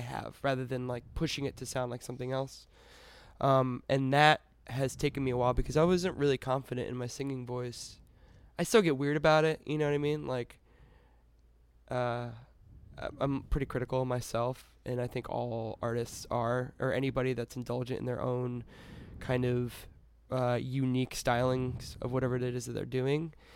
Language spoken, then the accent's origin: English; Connecticut, United States; I was born in Connecticut